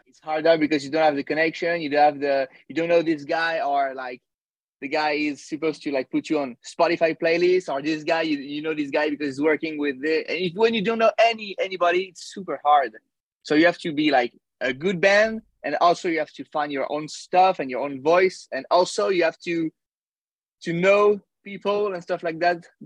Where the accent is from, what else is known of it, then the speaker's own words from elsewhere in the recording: Paris, Île-de-France, France; I'm from Paris, France. Oh, I'm close to Paris. I'm not in Paris.